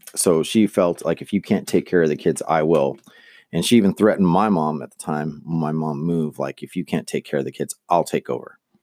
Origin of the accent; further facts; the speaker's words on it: Manteca, California, United States; also born or lived in Lodi, California; I was growing up in Manteca, California, which is a, a, it was a farm town